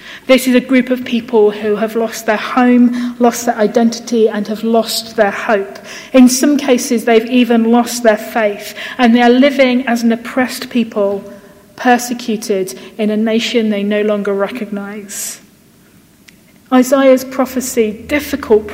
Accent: United Kingdom; we're British

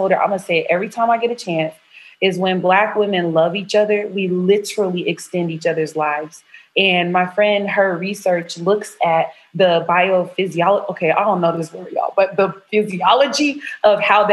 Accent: the South, United States; moved away as an adult; also born or lived in Berkeley, California; I'm from the South.

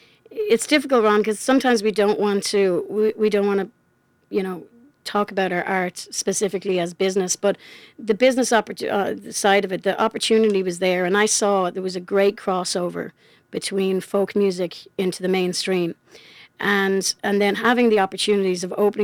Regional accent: Charlottetown, Prince Edward Island, Canada; got on a plane back to my hometown of Charlottetown, did a show, 8:30 the next morning.

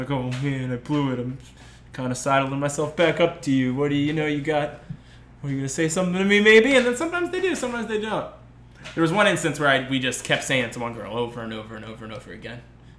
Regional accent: Westchester, New York, United States; moved away; I was originally from Westchester, New York

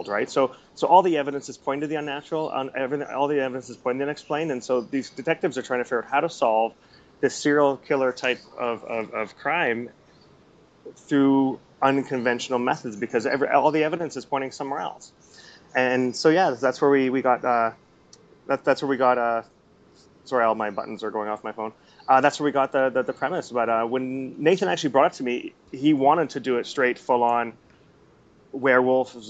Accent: Canada; moved away as an adult; now in Singapore; I'm a Canadian who's now living in Singapore overseas

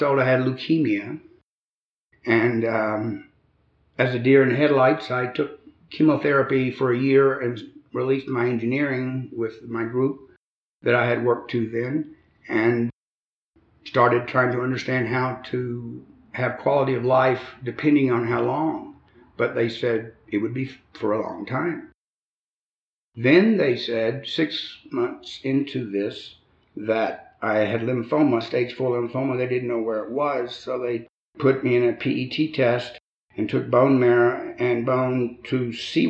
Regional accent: Albany, Georgia, United States; I was born in Albany, Georgia. I had a wonderful childhood

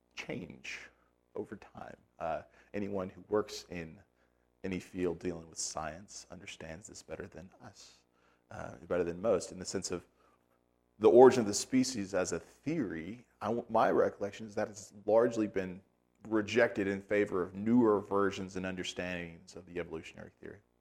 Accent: United States; As an American

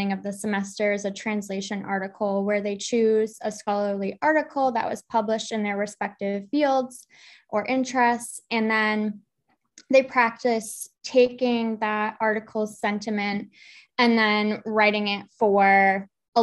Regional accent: Massachusetts, United States; moved away as an adult; now in Eastern North Carolina, United States; I'm from Massachusetts, and I was freelancing in the area on the South Coast

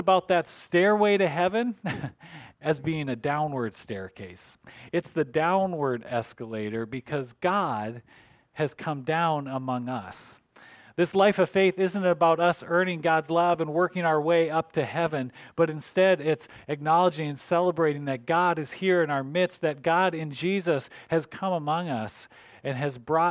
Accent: North Dakota, United States; I grew up in North Dakota, and so I was, you know, country boy

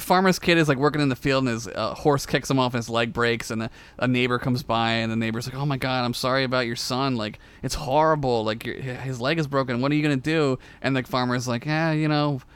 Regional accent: Philadelphia, Pennsylvania, United States; I grew up around Philly in the suburbs of Philly

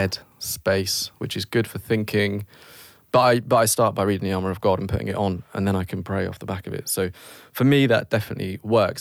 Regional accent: United Kingdom; we're British.

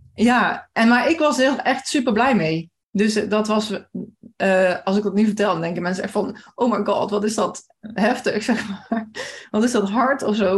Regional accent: Maasbree, Limburg, Netherlands; ik kom uit Maasbree

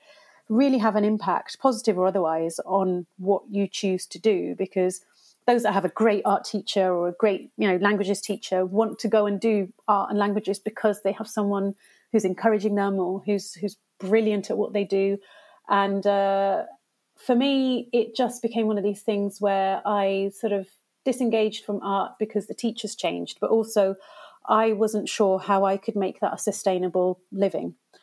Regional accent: Gloucestershire, South West England, United Kingdom; So I was born and brought up in Gloucestershire

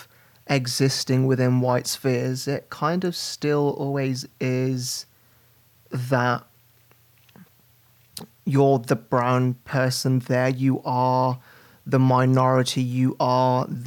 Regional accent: West Bromwich, West Midlands, United Kingdom; I grew up in and around Birmingham, just outside of Birmingham in West Bromwich

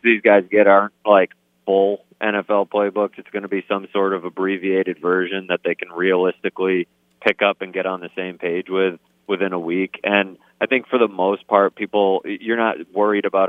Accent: Massachusetts, United States; I grew up in Massachusetts

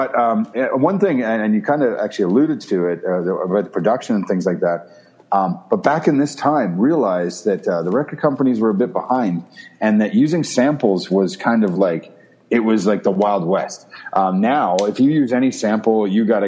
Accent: Prince Edward Island, Canada; I'm from Prince Edward Island, a small little place, for those of you who don't know where it is, in Canada.

